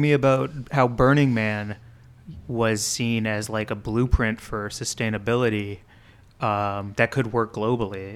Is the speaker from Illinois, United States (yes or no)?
no; St. Louis, Missouri, United States; growing up in Saint Louis